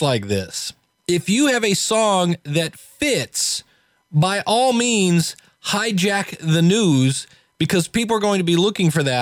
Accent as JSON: {"language": "English", "town": "Akron", "region": "Ohio", "country": "United States", "tie": "born or raised there", "also_born_or_lived": "Cleveland, Ohio", "lives_now": "Rocky River, United States", "said": "I live in the lovely metropolis of Cleveland, Ohio, born and raised in Akron."}